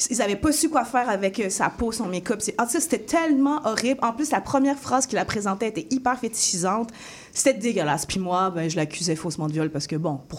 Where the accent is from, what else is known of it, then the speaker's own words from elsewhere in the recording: France; also born or lived in Africa; now in Canada; Moi, étant donné que j'ai grandi aussi en France et en Afrique, où est-ce que c'est très, c'est très ouvert